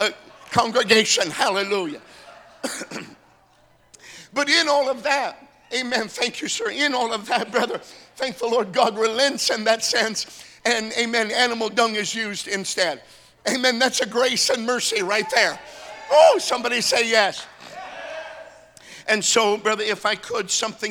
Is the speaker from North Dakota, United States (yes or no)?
yes; North Dakota, United States; I'm from North Dakota.